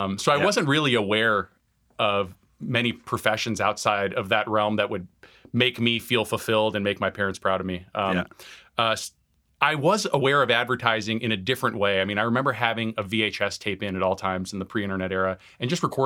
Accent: Tucson, Arizona, United States; So I grew up in Tucson, Arizona. I'm the child of Iranian immigrants.

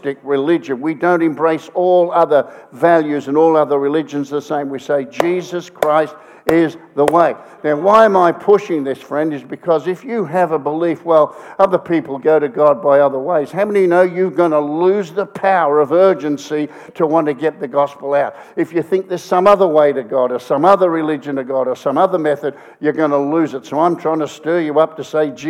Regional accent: Australia; I come from Australia.

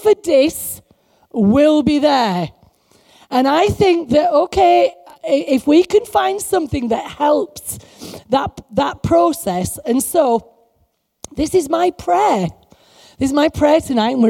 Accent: England, United Kingdom; we're like as English Christians

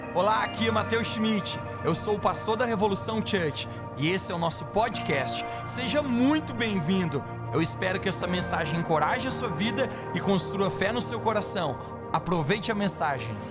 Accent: São Paulo, Brazil; Sou de São Paulo, como vocês puderam me ver, eu sou descendente de japonês

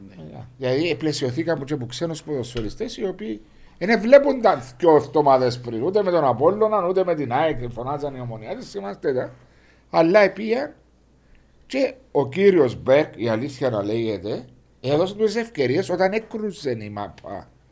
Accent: Cyprus

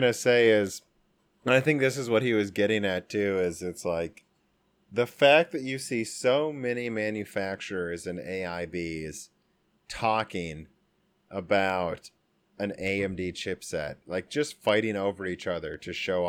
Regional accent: Midwest, United States; well, we're from the Midwest, so we're all coal miners, right, Dan?

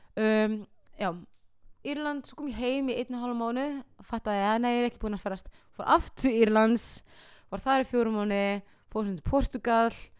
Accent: Iceland; ég var bara krakkar frá Íslandi

